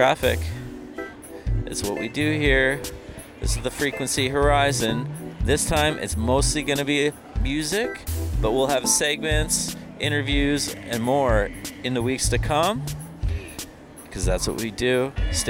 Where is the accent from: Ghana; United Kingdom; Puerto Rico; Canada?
Canada; now in Bay Area, United States; I'm from Canada, but hopped down here